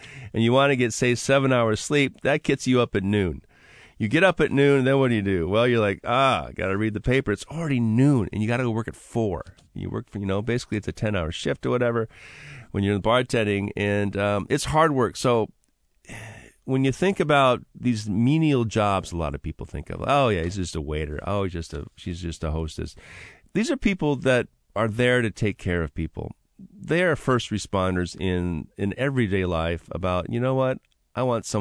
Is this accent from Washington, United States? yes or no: yes; Seattle, Washington, United States; right there in my hometown of West Seattle